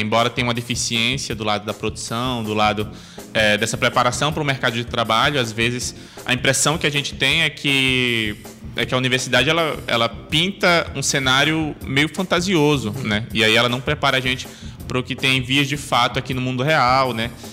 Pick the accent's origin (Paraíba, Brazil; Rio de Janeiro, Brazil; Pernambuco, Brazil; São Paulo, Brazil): Pernambuco, Brazil; Amaraji; moved away as an adult; now in Manaus, Brazil; eu sou natural de Amaragi, é uma cidade do interior de Pernambuco, né? Fica na zona da mata de Pernambuco